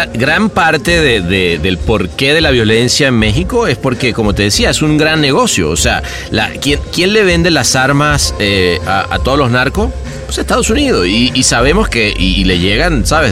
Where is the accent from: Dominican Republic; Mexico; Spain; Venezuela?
Venezuela; viniendo además de un país como, como el nuestro